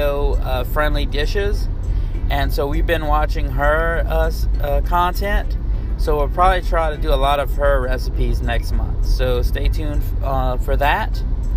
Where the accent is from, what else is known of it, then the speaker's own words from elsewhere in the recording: Cajun, Louisiana, United States; I'm a Cajun, so rice and bread, I mean, that's what I was raised on